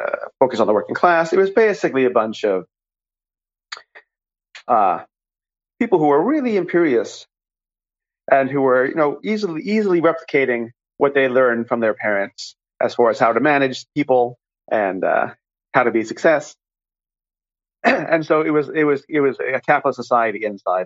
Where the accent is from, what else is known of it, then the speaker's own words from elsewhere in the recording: New York, United States; I grew up in New York